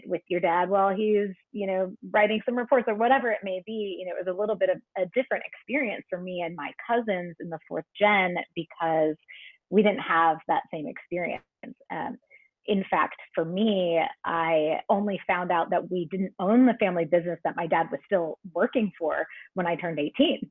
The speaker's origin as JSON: {"language": "English", "town": "Pittsburgh", "region": "Pennsylvania", "country": "United States", "said": "I'm from Pittsburgh"}